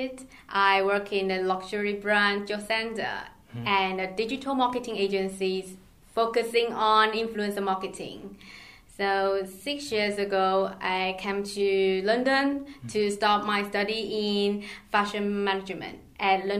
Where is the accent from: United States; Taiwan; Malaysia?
Taiwan; moved away; I originally from Taiwan and I grew up there.